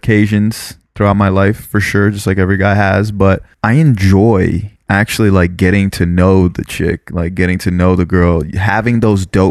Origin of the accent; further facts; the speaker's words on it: South Florida, United States; moved away; Growing up in South Florida